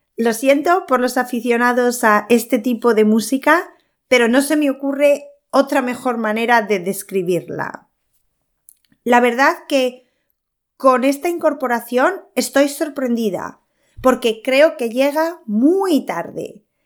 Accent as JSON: {"language": "Spanish", "country": "Spain", "said": "soy española"}